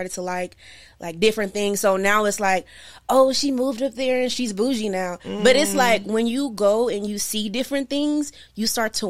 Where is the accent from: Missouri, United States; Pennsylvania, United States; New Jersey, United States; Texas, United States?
Texas, United States; Marlin; now in Los Angeles, United States; From, like, Marlin, when I say Marlin, I always feel really not going to know where it's